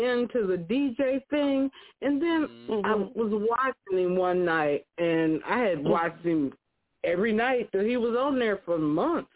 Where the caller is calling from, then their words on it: Flint, Michigan, United States; I'm calling from Flint, Michigan